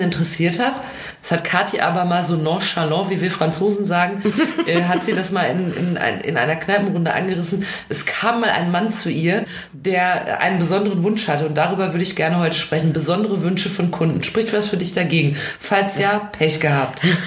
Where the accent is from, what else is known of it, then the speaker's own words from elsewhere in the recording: Ruhr area, North Rhine-Westphalia, Germany; Ich komme ja aus dem Ruhrgebiet